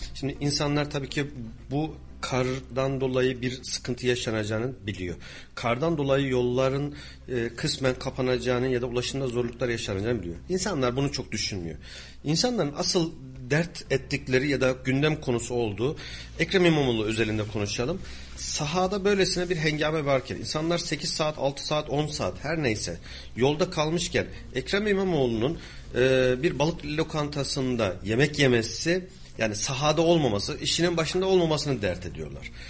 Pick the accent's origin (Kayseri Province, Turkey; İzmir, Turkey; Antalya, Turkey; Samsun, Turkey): Kayseri Province, Turkey; Kayseri